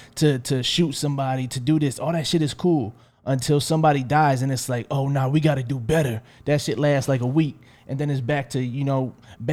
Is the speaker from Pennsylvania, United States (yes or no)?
yes; Philadelphia, Pennsylvania, United States; Like, yeah, I'm from Philly. Like, we got more murders than y'all in Chicago.